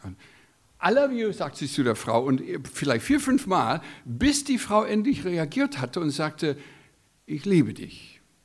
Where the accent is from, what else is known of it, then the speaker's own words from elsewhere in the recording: United States; German is a second language; moved away as an adult; now in Germany; als Amerikaner bin Gastarbeiter in eurem wunderbaren Land seit 16 Jahren